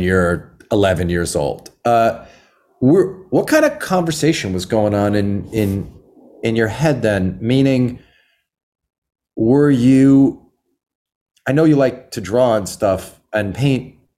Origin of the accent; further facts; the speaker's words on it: Long Island, New York, United States; I grew up on Long Island